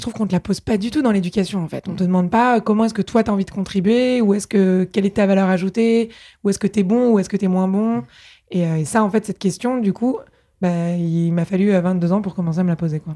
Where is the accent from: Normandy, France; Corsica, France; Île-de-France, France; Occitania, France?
Île-de-France, France; Paris; also born or lived in England; moi, je suis née à Paris, j'ai grandi ici